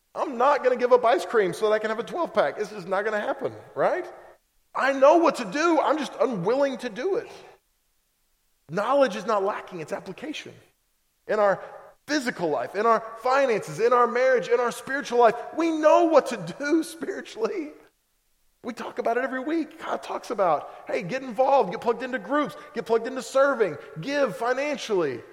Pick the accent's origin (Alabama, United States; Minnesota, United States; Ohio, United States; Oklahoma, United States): Oklahoma, United States; moved away; I'm from Oklahoma